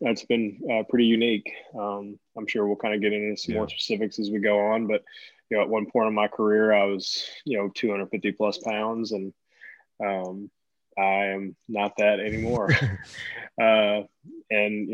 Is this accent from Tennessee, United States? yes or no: yes; East Tennessee, United States; also born or lived in Boston, Massachusetts; I was born in Boston, Massachusetts, and grew up in East Tennessee.